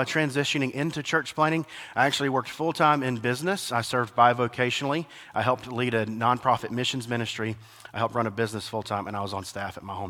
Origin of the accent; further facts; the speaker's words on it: Alabama, United States; now in Atlanta, United States; I am from Alabama